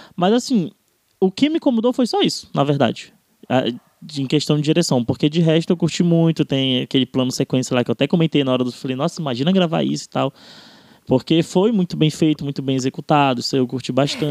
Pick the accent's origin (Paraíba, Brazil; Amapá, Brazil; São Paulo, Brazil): Amapá, Brazil; eu, por exemplo, que venho do Amapá